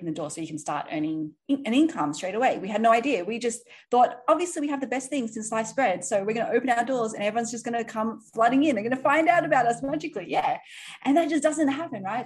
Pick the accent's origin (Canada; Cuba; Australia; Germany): Australia; moved away as an adult; also born or lived in Sydney; now in New York City, United States; I'm from originally from Australia. I live in New York City now